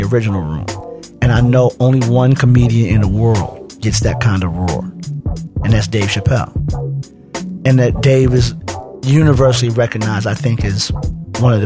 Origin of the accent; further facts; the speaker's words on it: New York City, New York, United States; I'm from Hollis, Queens